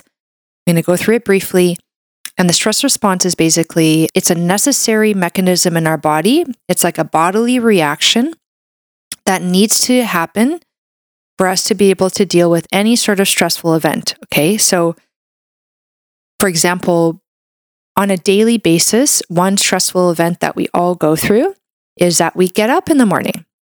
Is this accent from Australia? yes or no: no; Canada; I'm a Canadian medical doctor